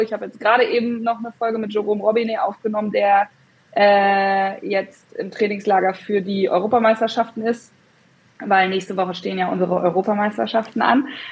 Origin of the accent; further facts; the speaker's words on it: Hesse, Germany; now in northern Germany; ich bin jetzt im Norden, aber ich komme ursprünglich aus Hessen